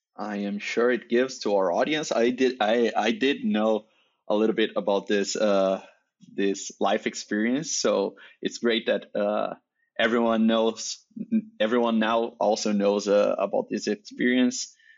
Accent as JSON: {"language": "English", "country": "Brazil", "first_language": "Portuguese", "second_language": "English", "said": "that's not my native language. I'm, uh, Brazilian, so I speak Portuguese"}